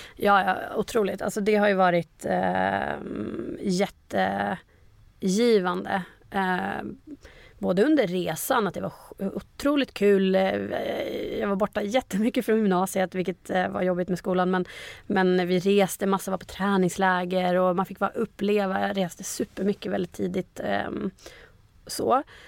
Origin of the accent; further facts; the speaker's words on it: Umeå, Västerbotten County, Sweden; moved away as an adult; also born or lived in Gothenburg; now in Stockholm, Sweden; från Umeå, där jag är född och uppvuxen